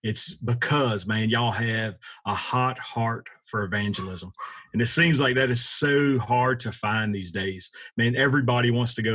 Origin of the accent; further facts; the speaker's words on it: South Louisiana, United States; Born and raised in South Louisiana